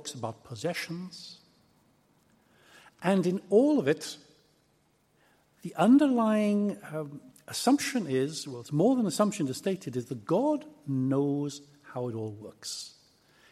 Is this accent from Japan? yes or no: no; Aberystwyth, Wales, United Kingdom; come from a little town called Aberystwyth in West Wales.